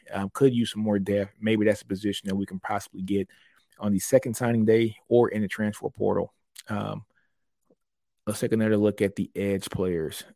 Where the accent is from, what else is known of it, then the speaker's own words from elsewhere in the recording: Louisiana, United States; now in Texas, United States; That's my state. I'm from Louisiana